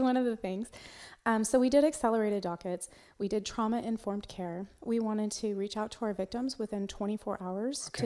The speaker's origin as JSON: {"language": "English", "town": "Walla Walla", "region": "Washington", "country": "United States", "tie": "born or raised there", "also_born_or_lived": "Alaska / Montgomery County, Texas", "moved": "as an adult", "lives_now": "Texas, United States", "said": "i grew up in washington state in a very small town um, called Walla Walla, Washington"}